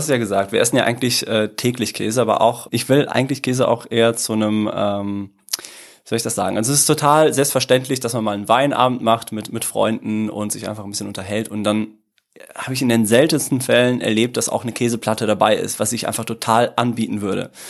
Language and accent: German; Italy; now in Dortmund, Germany; Ähm, ich äh, komme ursprünglich, also ganz ursprünglich aus Italien. Also meine Eltern kommen beide aus Süditalien, sehr schön, aber ähm, ich lebe doch lieber äh, in Deutschland. Äh, bin mittlerweile seit 25 Jahren hier, komme aus äh, Dortmund